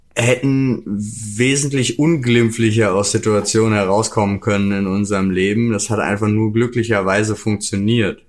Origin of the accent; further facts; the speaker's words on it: North Rhine-Westphalia, Germany; also born or lived in Jena; now in Berlin, Germany; ich ja meine Kindheit auch irgendwie in NRW verbracht